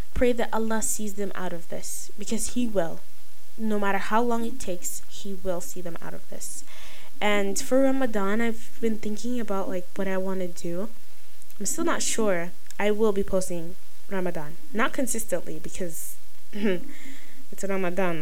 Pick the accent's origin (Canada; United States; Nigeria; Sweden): Nigeria; I'm Nigerian